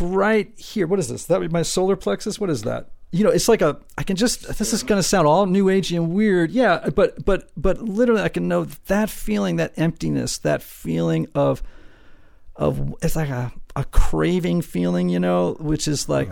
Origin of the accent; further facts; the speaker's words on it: Greenwich, Connecticut, United States; I grew up in Greenwich, Connecticut, this super wealthy town